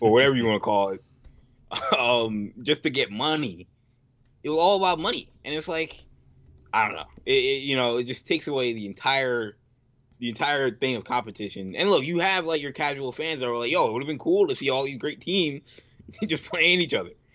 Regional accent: United States; I'm an American

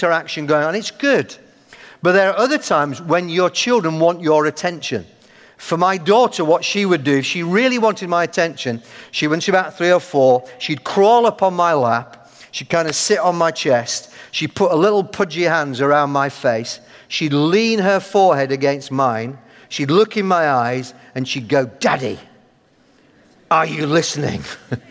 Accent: Yorkshire and the Humber, United Kingdom; accent: Yorkshire

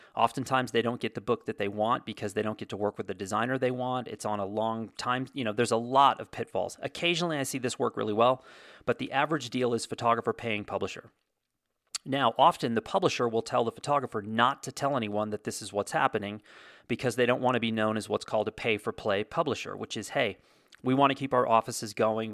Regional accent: United States; I'm American

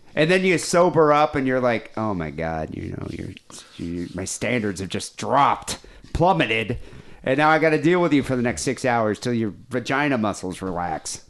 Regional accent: Johannesburg, Gauteng, South Africa; moved away; I grew up in South Africa, so I was in Johannesburg.

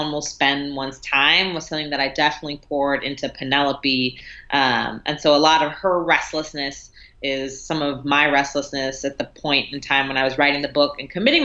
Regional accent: New York City, New York, United States; the neighborhood I grew up in Brooklyn, Fort Greene

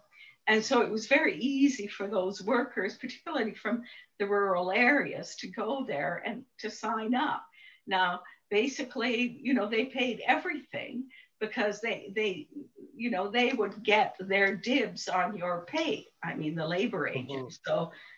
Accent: Calabria, Italy; He came from Italy, my hometown, in Calabria.

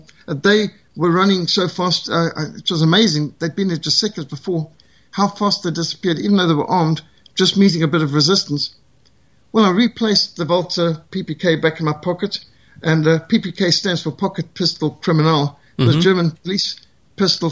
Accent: South Africa; I'm South African

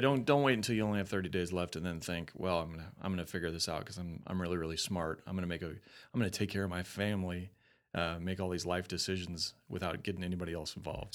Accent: Colorado, United States; moved away; I'm from Colorado.

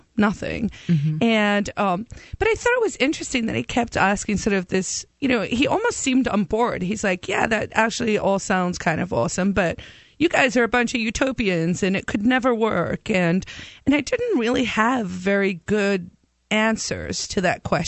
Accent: South Africa; now in New Hampshire, United States; when I moved here from South Africa, I was terrified of the police in South Africa because we grew up in a police state

